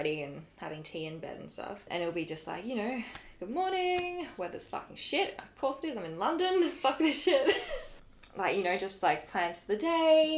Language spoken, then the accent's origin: English; Australia; I'm obviously from Australia.